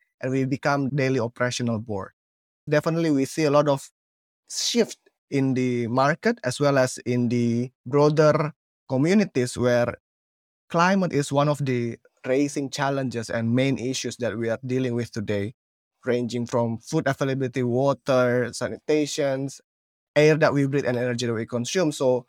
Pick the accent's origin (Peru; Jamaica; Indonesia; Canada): Indonesia; Palu, Central Sulawesi; English is a second language; Many people don't know this, that I'm actually coming from Sulawesi in Palu, and I've been moving around from communities to communities.